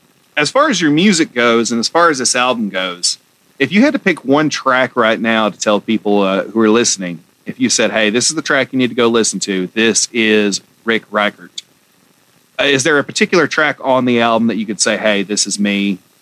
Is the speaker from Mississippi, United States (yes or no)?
no; Georgia, United States; Well, I mean, I'm from Georgia and right below Tennessee